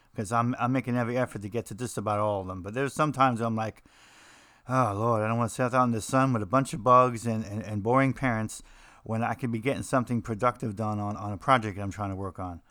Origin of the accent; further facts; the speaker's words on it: New Jersey, United States; I'm from New Jersey